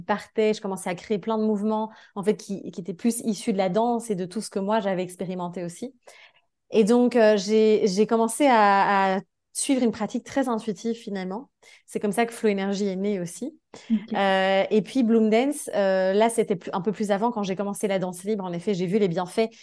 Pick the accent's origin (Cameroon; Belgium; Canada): Belgium; moved away as an adult; mon pays. Enfin, tu vois, genre, j'ai quitté la Belgique